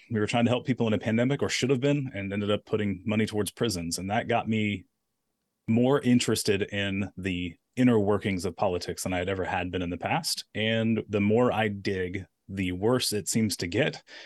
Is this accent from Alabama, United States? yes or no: yes; Daphne, Alabama, United States; I'm a guy from Daphne